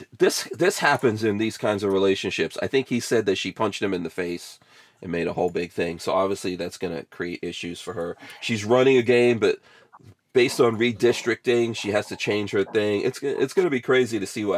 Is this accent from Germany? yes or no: no; Guyana; now in Florida, United States; I'm from Guyana